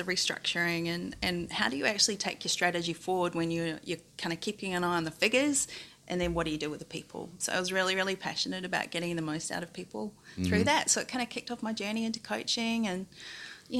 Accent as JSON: {"language": "English", "country": "New Zealand", "tie": "born or raised there", "also_born_or_lived": "Waitomo Caves, New Zealand / Birmingham, United Kingdom", "moved": "yes", "lives_now": "Melbourne, Australia", "said": "I grew up in Wellington and Palmerston North, mm-hmm. And I was born near the Waitomo Caves"}